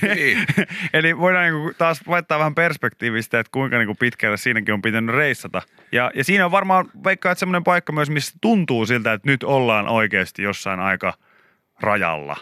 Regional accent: Pori, Satakunta, Finland; Mä oon porilainen

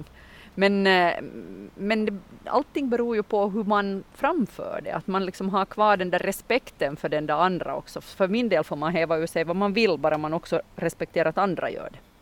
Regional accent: Munsala, Ostrobothnia, Finland; i Munsala då, min hembygd, så har vi ju vårt uttryck som är att jag är från Munsala

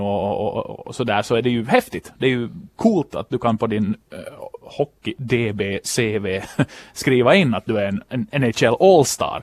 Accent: Finland; en finlandssvensk sportjournalist från kusten

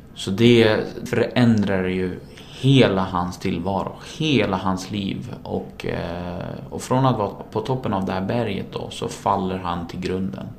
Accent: Sweden; also born or lived in Iraq; Sverige är mitt hemland

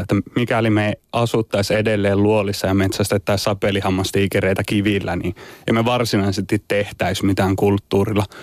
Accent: Turku, Southwest Finland, Finland; kotikaupungissani Turussa

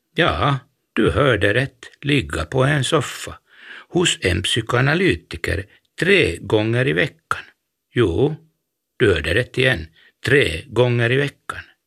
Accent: Helsinki, Uusimaa, Finland; jag var från Helsingfors

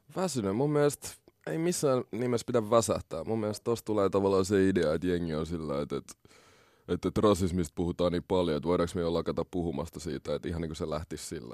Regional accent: Helsinki, Uusimaa, Finland; also born or lived in Congo; mä oon kasvanut Koillis-Helsingissä, Malmilla

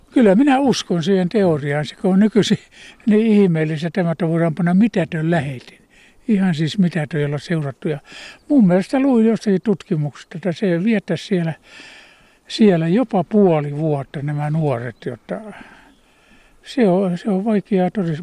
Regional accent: Ostrobothnia, Finland; now in Kuusamo, Finland; Mulla kotona Pohjanmaalla

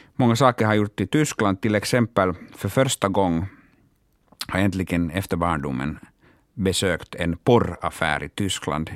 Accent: Oulu, North Ostrobothnia, Finland; first language Finnish; Swedish is a second language; moved away; jag är hemma från Uleåborg och jag måste alltså tillbringa alla mina sommardagar där hemma i Uleåborg

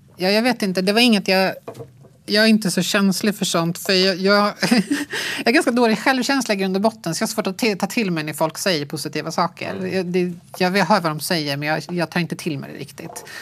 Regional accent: Sweden; born or raised there

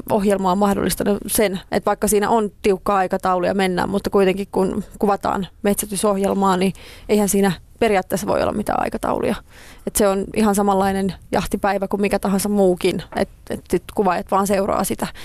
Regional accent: Espoo, Uusimaa, Finland; Sitten mä pari vuotta sitten muutin tonne Nuuksioon vielä enemmän metsään, mistä olen kotoisin

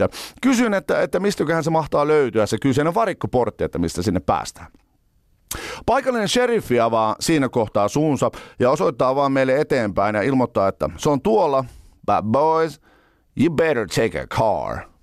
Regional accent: Finland; me ollaan Suomesta

